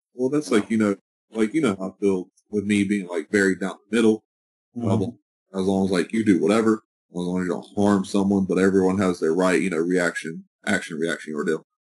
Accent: United States; being an American

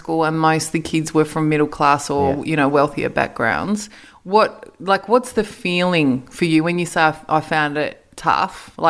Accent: Australia; from an Australian point of view

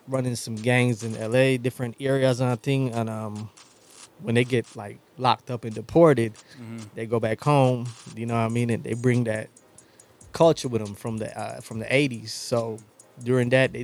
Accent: Belize; also born or lived in Chicago; now in North Chicago, United States; I'm from Belize

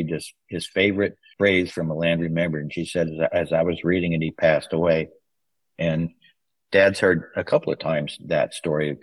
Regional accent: Mississippi, United States; now in Central Coast, California, United States; We're both from Mississippi

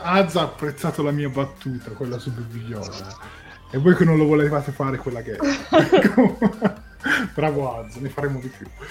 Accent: Tuscany, Italy; io da toscano trasmetto 7 gold

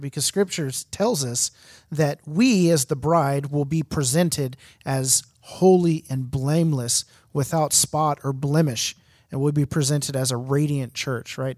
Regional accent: Houston, Texas, United States; I'm from Houston

